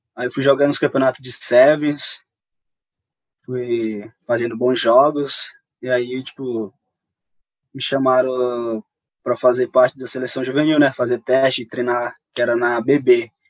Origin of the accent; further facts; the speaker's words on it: Satubinha, Maranhão, Brazil; moved away; tem um povoado onde eu moro, que chama Timorante, onde eu nasci lá